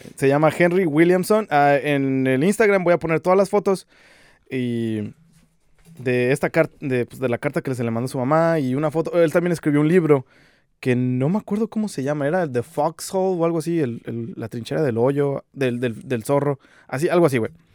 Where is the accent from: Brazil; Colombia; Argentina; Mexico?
Mexico